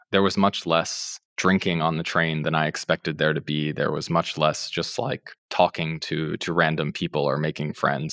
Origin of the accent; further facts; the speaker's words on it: United States; moved away as an adult; also born or lived in Russia; as an American